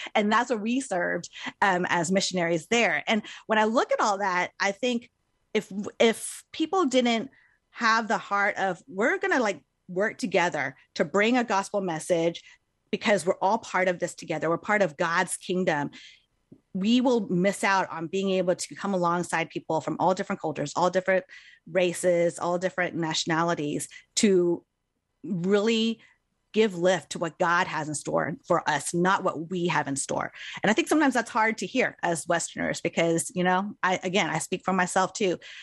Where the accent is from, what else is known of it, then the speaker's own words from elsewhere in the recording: United States; I grew up here in America, but I am Chinese American.